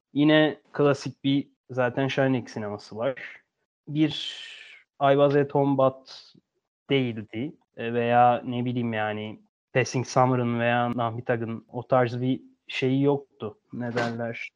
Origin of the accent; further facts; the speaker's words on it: Turkey; Türkiye'de doğduk, Türkiye'liyiz.